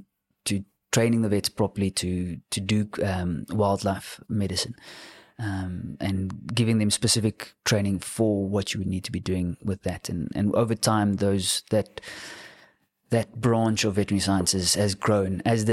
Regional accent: Cape Town, Western Cape, South Africa; So I grew up in Cape Town, went to my whole school career in Cape Town

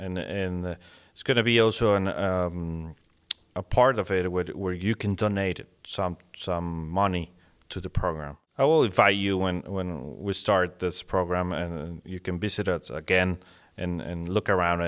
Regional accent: Monterrey, Nuevo León, Mexico; born and raised in, yeah, Mexico.

